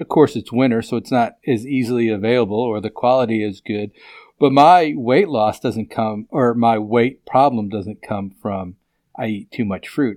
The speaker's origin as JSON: {"language": "English", "town": "Chicago", "region": "Illinois", "country": "United States", "tie": "born or raised there", "said": "When I grew up in West Rogers Park, if we wanted fish, I went to the fishmonger."}